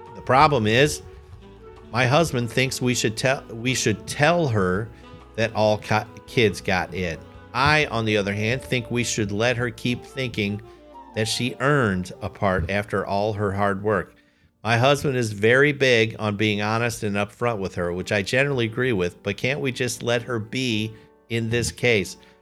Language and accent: English; United States; I'm American. That's my nationality.